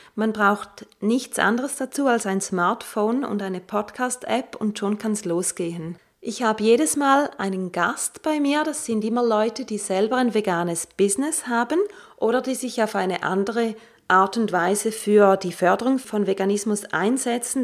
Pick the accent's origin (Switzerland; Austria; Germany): Switzerland; ich komme aus der Schweiz